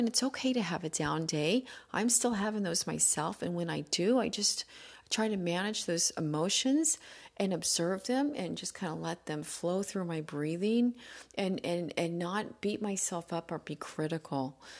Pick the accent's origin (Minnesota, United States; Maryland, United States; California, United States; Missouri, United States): Missouri, United States; I'm from Southern Missouri. I grew up eating biscuits and gravy.